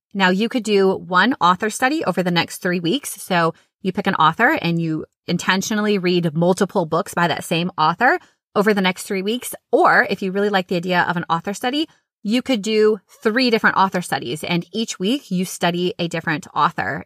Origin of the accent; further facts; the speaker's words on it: Minnesota, United States; now in Florida, United States; I grew up in Minnesota